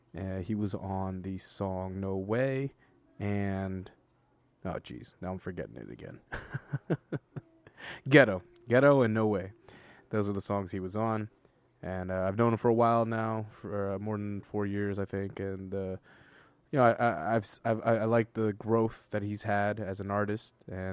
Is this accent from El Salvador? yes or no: yes; El Salvador; how we're both from El Salvador, and how we both really enjoy visiting El Salvador.